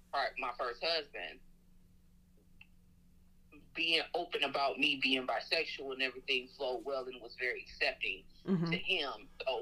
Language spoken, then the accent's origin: English; Indiana, United States; moved away as an adult; now in Birmingham, United States; I'm from the Midwest, Indiana, Hoosier.